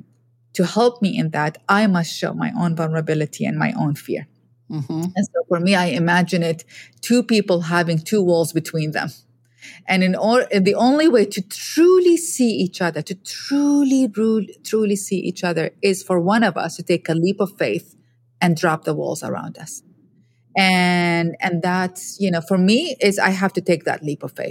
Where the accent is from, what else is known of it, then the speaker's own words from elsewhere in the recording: Iraq; I'm a woman from Iraq